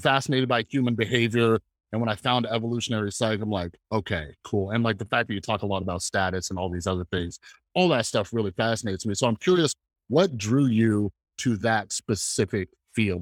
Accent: Fresno, California, United States; moved away; I'm originally from Fresno, California

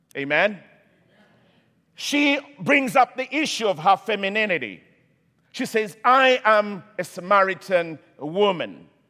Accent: Kenya; moved away; I come from Kenya originally

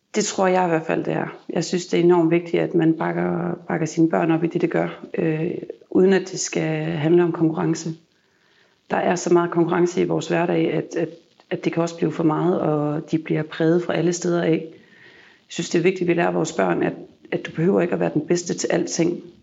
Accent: Jutland, Denmark; now in Copenhagen, Denmark; jeg kommer fra Jylland af

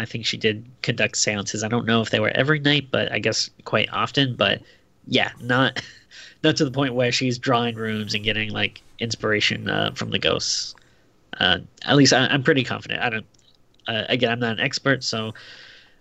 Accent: Rhode Island, United States; now in California, United States; I grew up in Rhode Island, the smallest state.

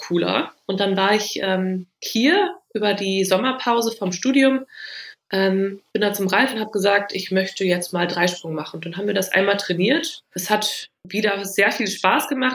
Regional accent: Düsseldorf, North Rhine-Westphalia, Germany; bei uns in Düsseldorf

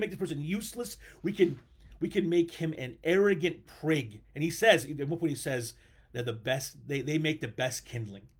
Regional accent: United States; I like being American

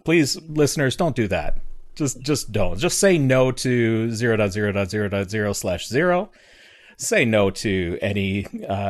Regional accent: Canada; I'm Canadian

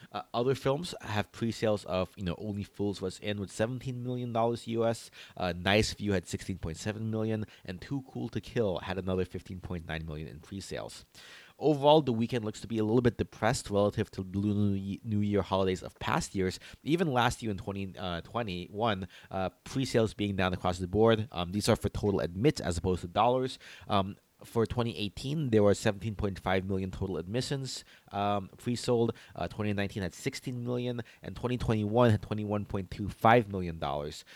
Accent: Philippines; as a Filipino

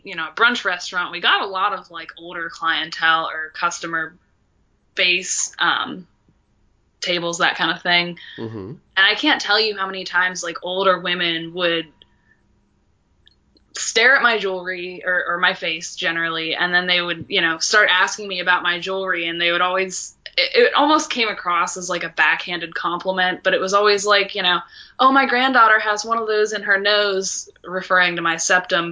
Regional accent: Boiling Springs, Pennsylvania, United States; moved away; I grew up in Carlisle, PA, actually Boiling Springs, which is neighboring Carlisle, but it's so small there's not even a single stoplight in the whole town

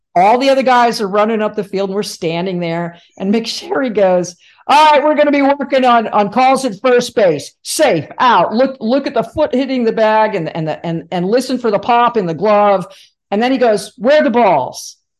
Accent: Livingston, New Jersey, United States; also born or lived in Michigan; I was born in Michigan, but I, I did move to Jersey as a, as a two year old. So I grew up in New Jersey

